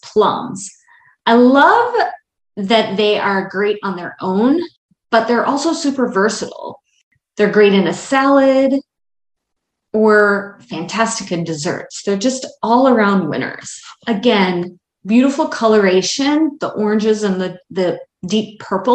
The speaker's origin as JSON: {"language": "English", "region": "Wisconsin", "country": "United States", "tie": "born or raised there", "also_born_or_lived": "Baltimore, Maryland", "moved": "yes", "said": "I grew up in Wisconsin and never really liked tomatoes until the first summer I lived in Baltimore"}